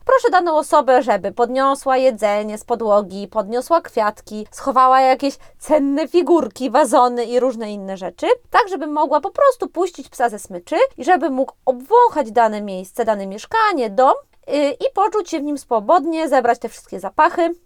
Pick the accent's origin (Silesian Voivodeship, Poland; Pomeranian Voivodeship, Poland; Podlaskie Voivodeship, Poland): Podlaskie Voivodeship, Poland; now in Warsaw, Poland; U nas na Podlasiu